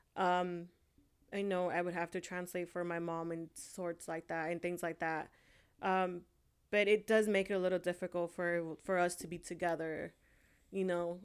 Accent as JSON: {"language": "English", "region": "California", "country": "United States", "tie": "born or raised there", "also_born_or_lived": "Honduras", "said": "I was born in Honduras, and I was raised here in California"}